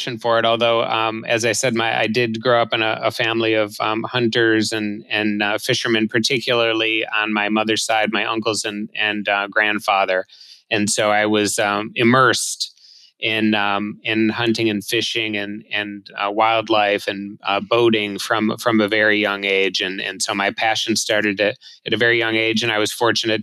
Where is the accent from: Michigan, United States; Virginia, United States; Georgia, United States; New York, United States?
Michigan, United States; Southeast; I grew up in Southeast Michigan, about 40 miles from Detroit, but in the suburbs